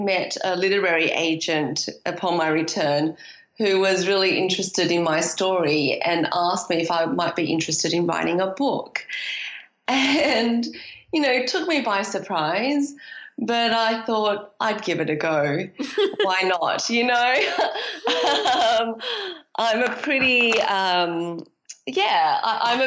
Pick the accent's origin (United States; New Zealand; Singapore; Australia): Australia; moved away as an adult; also born or lived in London / Shanghai; deciding to moved to London as a young adult after growing up in Australia